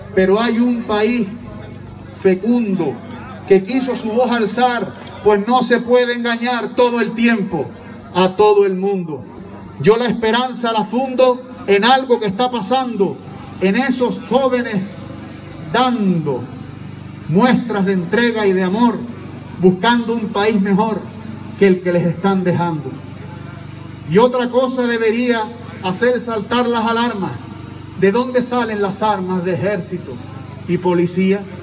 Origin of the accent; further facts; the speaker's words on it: Canary Islands, Spain; mi tierra isleña